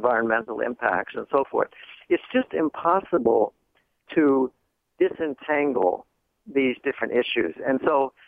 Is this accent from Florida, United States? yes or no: no; Boston, Massachusetts, United States; in my hometown where a big natural gas pipeline was being built from a company in Texas, was being built through Boston, where I live